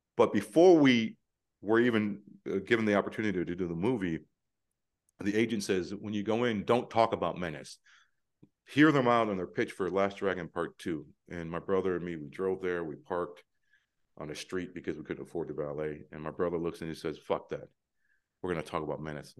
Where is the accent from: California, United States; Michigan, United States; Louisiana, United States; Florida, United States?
Michigan, United States; Detroit; moved away; also born or lived in Prague; growing up in Detroit, when you're twins